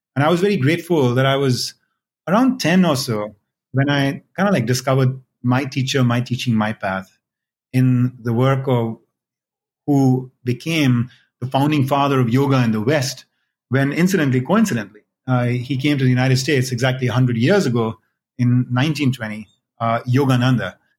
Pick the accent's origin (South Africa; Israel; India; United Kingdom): India; I was born and raised in India